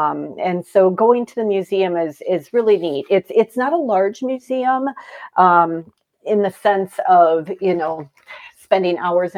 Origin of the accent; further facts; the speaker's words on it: the North, United States; now in Greenville, United States; I'm from the North originally, and brunches are a big thing in the North.